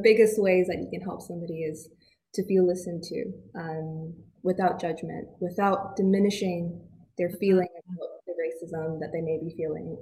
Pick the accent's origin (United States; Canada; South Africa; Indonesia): Canada; accent: Canadian; now in United Kingdom; I have a Canadian accent